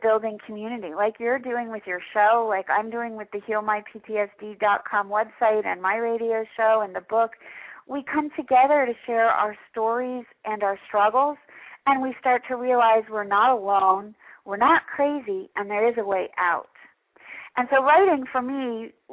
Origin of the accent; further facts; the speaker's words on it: New York City, New York, United States; moved away as an adult; now in Florida, United States; I'm from New York City.